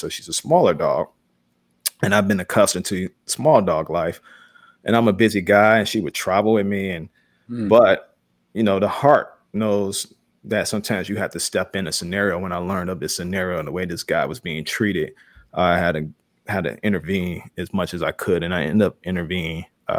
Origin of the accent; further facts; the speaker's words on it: Chicago, Illinois, United States; I growing up in Chicago and in a black family and in the black community, I always joke with people about it.